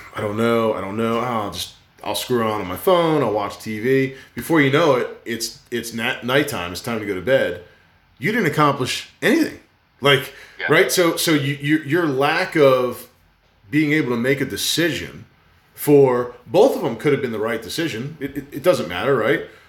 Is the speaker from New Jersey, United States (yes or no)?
yes; New Jersey, United States; growing up in New Jersey